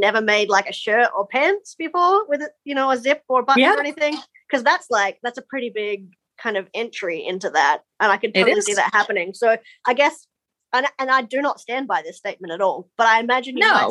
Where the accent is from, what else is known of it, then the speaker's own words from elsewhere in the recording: Australia; now in New Zealand; I'm actually Australian.